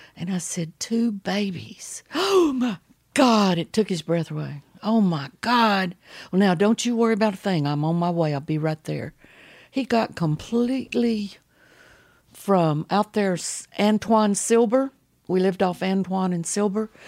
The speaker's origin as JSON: {"language": "English", "town": "Baytown", "region": "Texas", "country": "United States", "tie": "born or raised there", "said": "I was raised over in Baytown, Texas"}